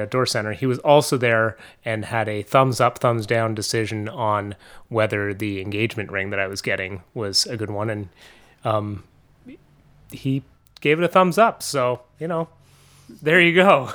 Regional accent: Montreal, Quebec, Canada; moved away as an adult; now in Vermont, United States; I grew up in Montreal and north of Montreal. I moved to Vermont almost, like, seventeen years ago.

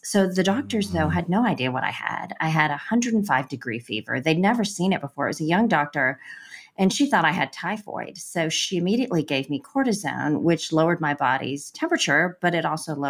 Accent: India; born there; Well, I was born in India to Christian parents.

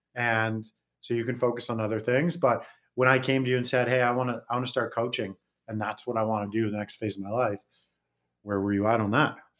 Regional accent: West Coast, Canada; moved away; also born or lived in Calgary / Las Vegas; I'm from West Coast

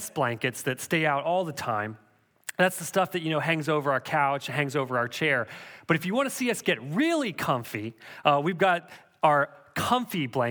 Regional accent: Canada; Growing up in Canada, we had a big wood-burning, pot-belly stove

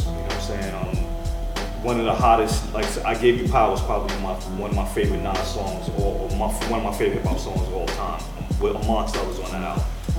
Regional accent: New York City, New York, United States; also born or lived in Flushing, Queens; I was coming from Queensbridge, moved to Flushing

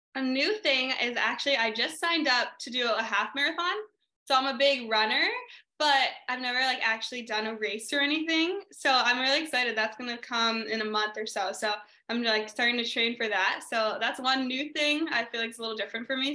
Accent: New Hampshire, United States; now in California, United States; growing up in New Hampshire

